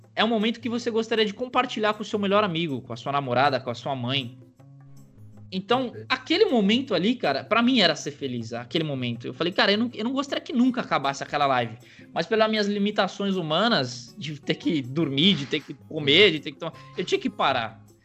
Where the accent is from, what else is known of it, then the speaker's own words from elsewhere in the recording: São Caetano do Sul, São Paulo, Brazil; also born or lived in United States; eu nasci em São Caetano do Sul, ABC Paulista aqui